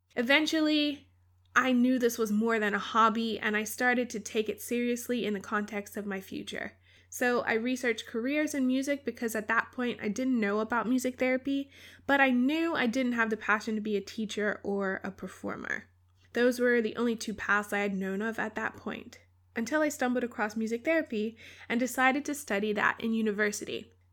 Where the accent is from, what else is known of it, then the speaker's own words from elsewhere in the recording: Bermuda; I grew up in Bermuda, a small island in the Atlantic